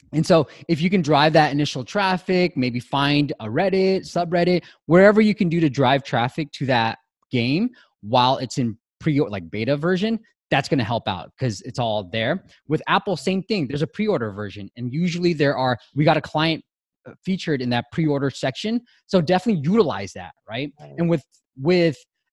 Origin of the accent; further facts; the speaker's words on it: Myanmar; moved away; I was born in Burma.